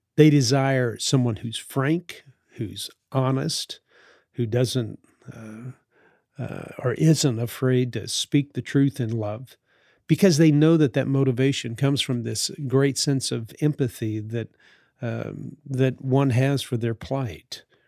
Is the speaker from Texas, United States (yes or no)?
no; New Orleans, Louisiana, United States; the time that I grew up in New Orleans in the sixties